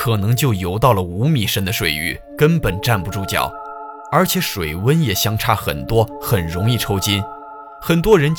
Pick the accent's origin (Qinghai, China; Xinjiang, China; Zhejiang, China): Zhejiang, China; Ningbo; 我们宁波话